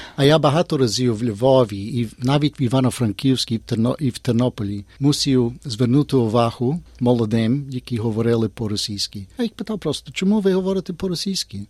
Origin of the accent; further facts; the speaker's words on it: Australia; Ми з Австралії вміємо по-українськи